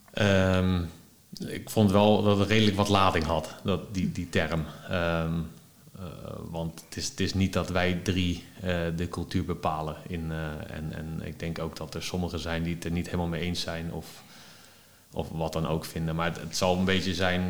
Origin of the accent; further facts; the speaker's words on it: Netherlands; als Nederlander